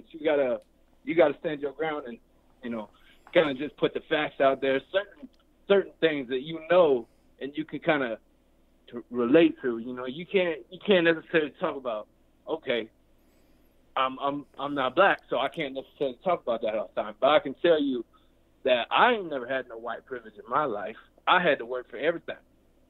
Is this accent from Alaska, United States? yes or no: no; Illinois, United States; now in Denver, United States; I'm from Illinois, right? And I'm out here in Denver on the east side.